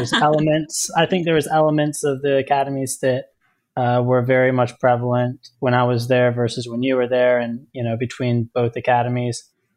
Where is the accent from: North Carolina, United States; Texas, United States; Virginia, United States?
Texas, United States; now in Ohio, United States; I am from the great state of Texas.